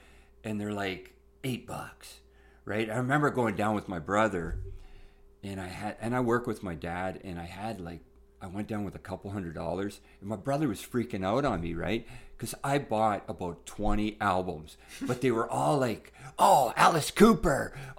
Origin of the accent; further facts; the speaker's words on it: Sault Ste. Marie, Ontario, Canada; you have to understand, I'm an Italian from Sault Ste. Marie too, so some of my musical tastes were related to people